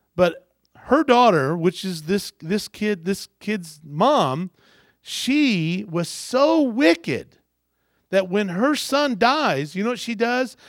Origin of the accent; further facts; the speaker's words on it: Kentucky, United States; I was born in Kentucky because I wanted to be close to my mom when I was born